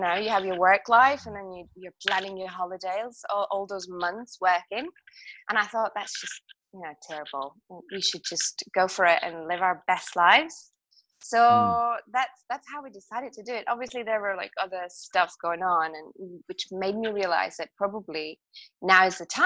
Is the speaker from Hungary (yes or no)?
yes; Hungary; moved away as an adult; also born or lived in Zaragoza, Spain; now in Madrid, Spain; I'm Hungarian or that I'm an English teacher or that I live in Spain